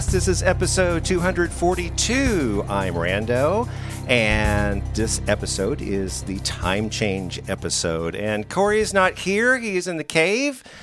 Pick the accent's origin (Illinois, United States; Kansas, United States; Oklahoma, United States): Kansas, United States; now in Missouri, United States; I was born and raised in Kansas.